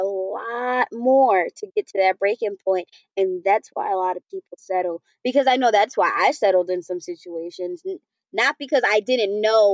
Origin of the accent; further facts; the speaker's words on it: New York, United States; moved away; I'm from New York